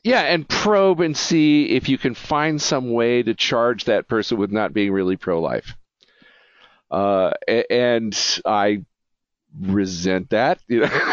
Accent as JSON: {"language": "English", "country": "United States", "said": "as an American"}